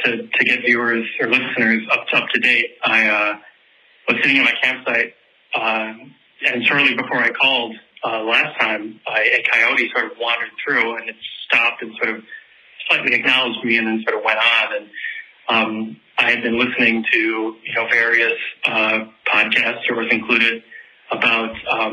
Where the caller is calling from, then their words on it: Wisconsin, United States; I'm calling from Wisconsin.